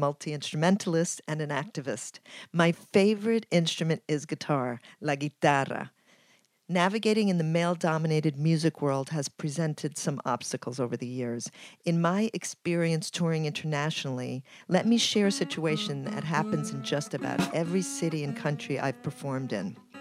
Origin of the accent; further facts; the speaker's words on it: Ecuador; now in New York City, United States; I'm from Ecuador and I live in New York City